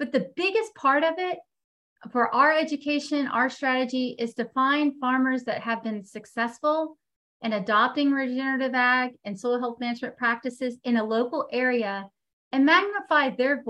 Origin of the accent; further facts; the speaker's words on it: Texas, United States; moved away as an adult; now in North Carolina, United States; I am currently headquartered in North Carolina, but I am from Texas. I lived, born and raised in Texas